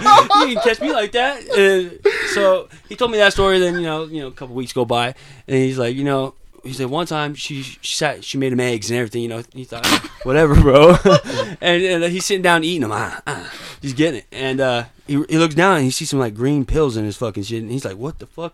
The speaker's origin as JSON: {"language": "English", "town": "Las Vegas", "region": "Nevada", "country": "United States", "said": "I'm 26. I'm from Las Vegas."}